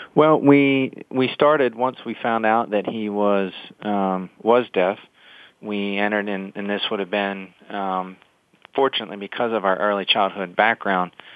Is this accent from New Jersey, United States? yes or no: no; Salisbury, Maryland, United States; moved away as an adult; now in Delaware, United States; I grew up in in the Salisbury, Maryland area